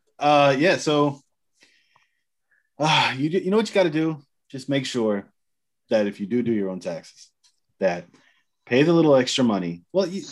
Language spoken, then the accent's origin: English; Florida, United States; moved away; I loved growing up in Florida